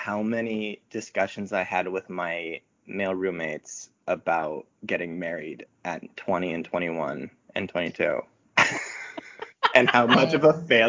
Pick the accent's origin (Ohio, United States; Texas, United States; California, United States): California, United States; Southern; moved away as an adult; also born or lived in Utah; I did serve a mission. I did grow up in the church. I'm from Southern California. Both my parents were converts. And went to BYU.